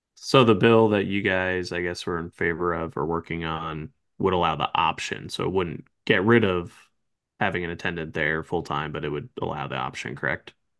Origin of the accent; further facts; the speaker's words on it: New Jersey, United States; moved away; I was born and raised in North Jersey, so I was used to it as a kid growing up and still have family out there